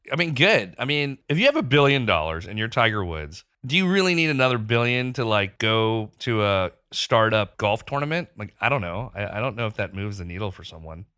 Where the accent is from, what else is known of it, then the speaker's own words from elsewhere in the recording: Pakistan; moved away; growing up in Pakistan.